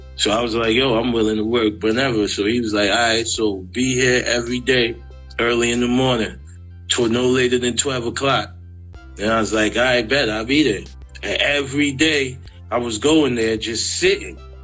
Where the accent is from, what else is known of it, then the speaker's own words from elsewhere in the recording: New York City, New York, United States; I'm from South Jamaica, Queens